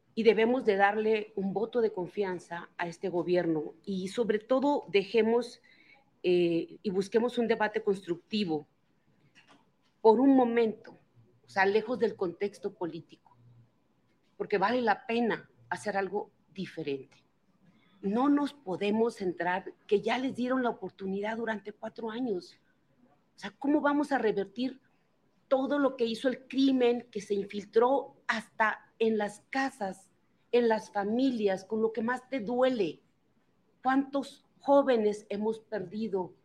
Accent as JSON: {"language": "Spanish", "region": "Baja California", "country": "Mexico", "said": "la paz regresó en mi estado"}